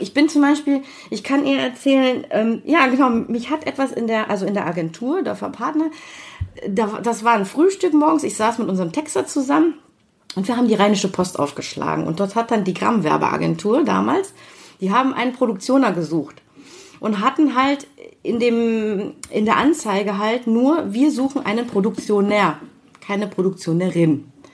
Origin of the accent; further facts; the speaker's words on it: Düsseldorf, North Rhine-Westphalia, Germany; also born or lived in Kiel; aufgewachsen hier in Düsseldorf äh, im Studentenheim in Bilk.